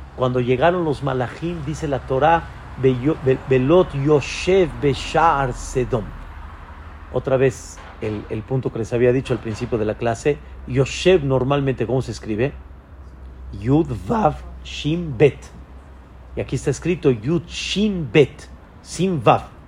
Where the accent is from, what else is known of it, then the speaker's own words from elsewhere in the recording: Mexico; Yo soy mexicano